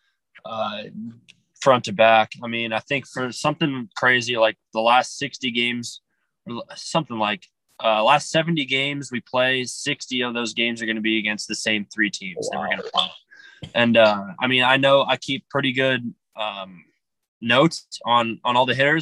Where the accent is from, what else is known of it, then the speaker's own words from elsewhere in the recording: Arizona, United States; I grew up in Arizona